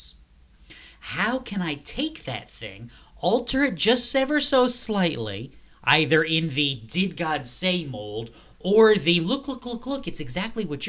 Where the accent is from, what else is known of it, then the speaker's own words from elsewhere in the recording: New England, United States; I am from New England